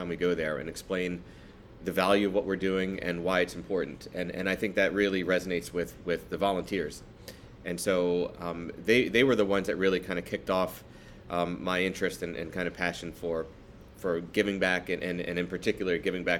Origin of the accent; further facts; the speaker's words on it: East Coast, United States; And it really kind of opened up my palate to things that I just hadn't tried, you know, growing up on the East Coast.